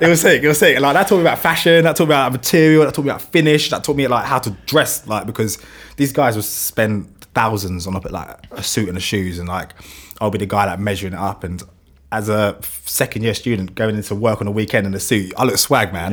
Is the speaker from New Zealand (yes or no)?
no; London, United Kingdom; accent: London; my London accent